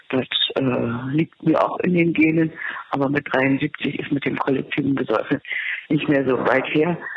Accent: Berlin, Germany; Ich bin eine Urberlinerin und natürlich ist der 1. Mai hier ein hochgelobter Feiertag. Ich komme mütterlich aus einer Arbeiterfamilie

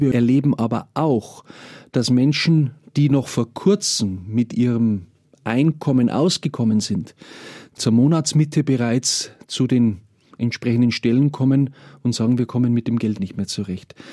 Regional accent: Mühldorf district, Bavaria, Germany; Ich selber komme aus dem Landkreis Mühldorf, äh, lebe dort mit meiner Familie. Ich bin also auch ein Kind vom Land

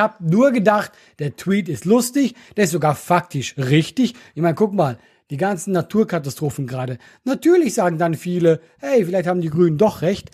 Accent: Switzerland; now in Germany; als Schweizer

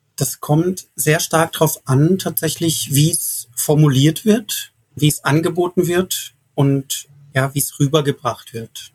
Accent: Karlsruhe, Baden-Württemberg, Germany; in meiner Heimat Karlsruhe

